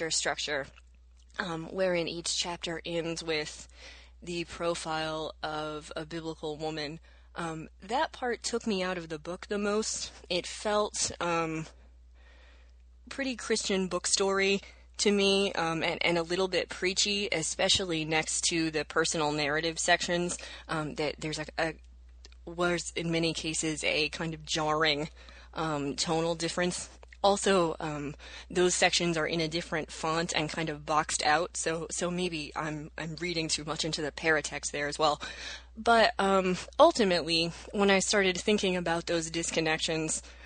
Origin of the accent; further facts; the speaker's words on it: the South, United States; I was raised in the South as an evangelical Protestant